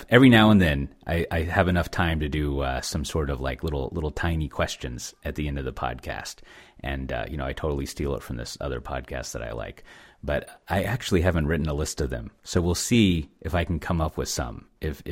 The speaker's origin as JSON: {"language": "English", "region": "Texas", "country": "United States", "said": "as a Texan"}